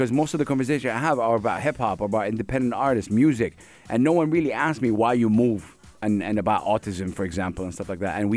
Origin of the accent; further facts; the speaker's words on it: Saudi Arabia; now in UAE; I'm from Saudi Arabia.